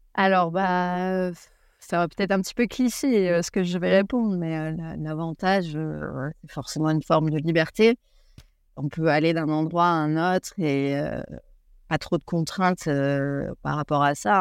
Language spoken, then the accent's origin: French; France; moved away as an adult; now in New Zealand; en tant que française